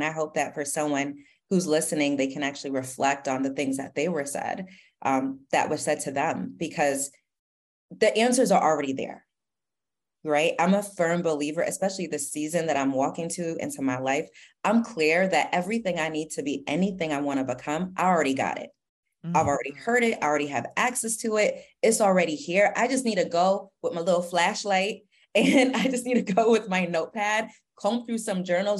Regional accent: Queens, New York, United States; So I grew up in Queens and my parents are immigrants

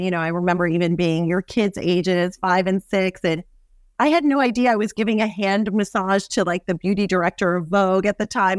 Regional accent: New York City, New York, United States; I grew up in Manhattan.

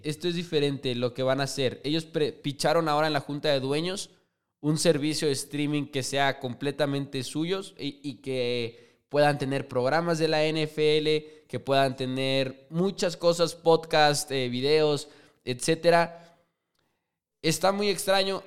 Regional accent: Chihuahua, Mexico; JP y yo somos de Chihuahua, Chihuahua, orgullosamente

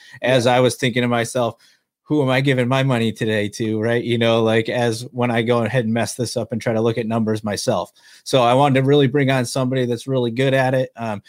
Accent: Fillmore, New York, United States; now in Sacramento, United States; And I'm in Sacramento currently. But I grew up right outside of Darien, actually, in the small town of Fillmore in Allegheny County.

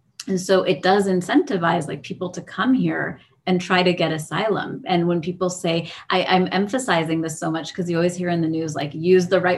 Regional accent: San Diego, California, United States; I was born and raised in San Diego.

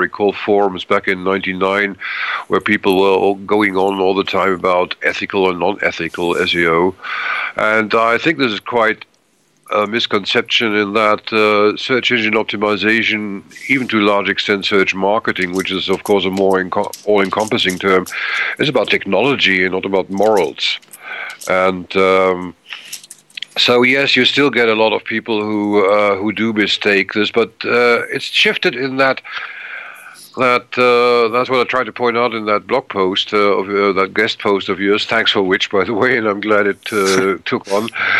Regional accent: Germany; English is a second language; also born or lived in Middle East / Africa / Asia; I'm a German citizen. I grew up in Middle East, Africa, and Asia, so English is more or less my second language.

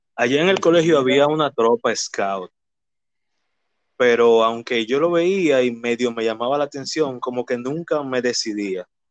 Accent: Santo Domingo, Distrito Nacional, Dominican Republic; Nací y me crié en Villaconsuelo, en específicamente en la calle Manuel Ubaldo Gómez

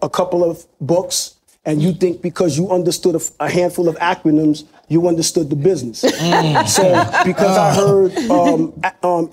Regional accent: New York City, New York, United States; now in Long Island, United States; I'm first generation Haitian American. And I'm from Brooklyn

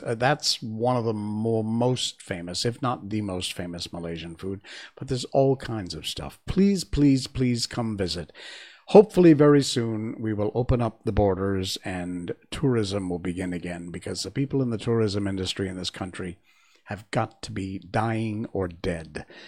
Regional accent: Cornwall, Connecticut, United States; moved away; also born or lived in Key West, Florida; I was born and raised in Connecticut. in Cornwall, Connecticut, which is up in the northeast corner

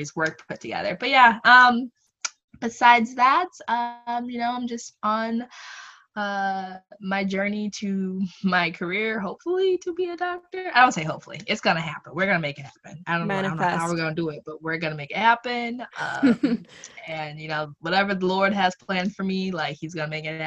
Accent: Michigan, United States; also born or lived in Connecticut; I grew up in Michigan, went to UConn

